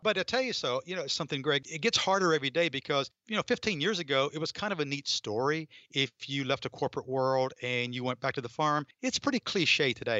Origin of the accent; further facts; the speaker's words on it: North Georgia, United States; moved away as an adult; also born or lived in Atlanta / Boston / New England; I grew up in North Georgia